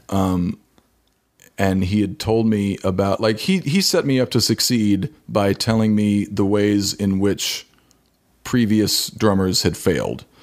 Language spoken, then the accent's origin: English; Kansas City, Missouri, United States; moved away as an adult; now in Los Angeles, United States; I'm from Kansas City